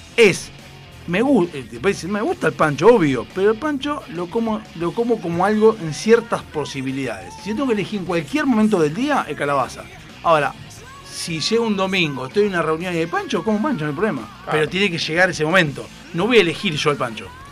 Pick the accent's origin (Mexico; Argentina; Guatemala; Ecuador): Argentina; en Argentina, ah, porque somos descendientes italianos